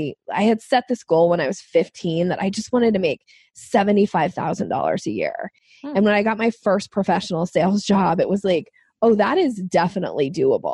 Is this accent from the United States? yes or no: yes; Boise, Idaho, United States; moved away as an adult; now in Washington State, United States; I grew up in Boise, Idaho, and I moved to Washington State